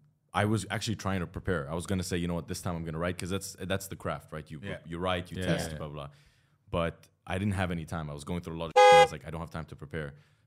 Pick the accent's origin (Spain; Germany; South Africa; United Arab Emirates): United Arab Emirates; also born or lived in Lebanon; I grew up here. Okay. In between Dubai and Sharjah.